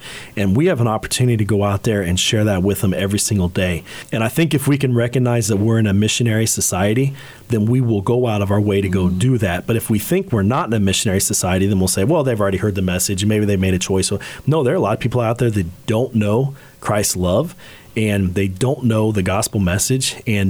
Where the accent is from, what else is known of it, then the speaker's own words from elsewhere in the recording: Ireland; One, I'm Irish, and so I'm proud of that.